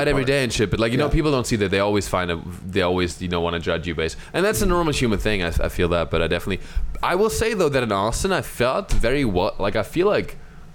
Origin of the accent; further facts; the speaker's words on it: Ibach im Hochschwarzwald, Baden-Württemberg, Germany; English is a second language; moved away as an adult; also born or lived in New York / South America; now in Los Angeles, United States; From my hometown, just to give you a perspective, from my hometown, in 20 minutes, I'm in France.